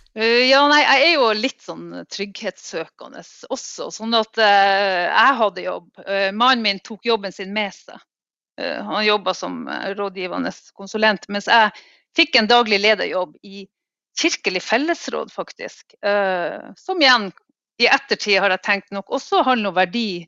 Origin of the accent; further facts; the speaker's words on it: Finnmark, Norway; also born or lived in Alta; jeg kommer fra en klassisk arbeiderklassefamilie da, eh, i Finnmark